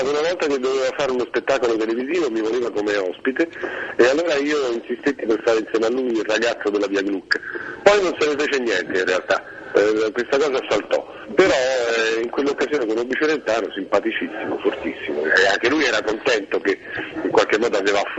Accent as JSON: {"language": "Italian", "town": "Rome", "region": "Lazio", "country": "Italy", "tie": "born or raised there", "also_born_or_lived": "Pescara", "said": "Io avevo due anni quando sono partito da Roma e ne avevo nove quando sono"}